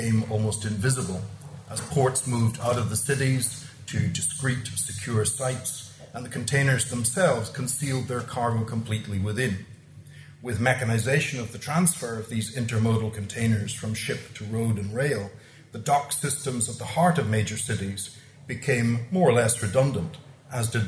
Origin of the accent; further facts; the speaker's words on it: Dundalk, Leinster, Ireland; when I was growing up in Dundalk